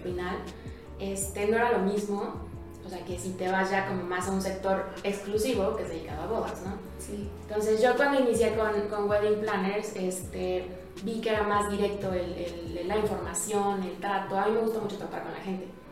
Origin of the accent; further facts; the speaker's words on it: Querétaro, Mexico; soy queretana de corazón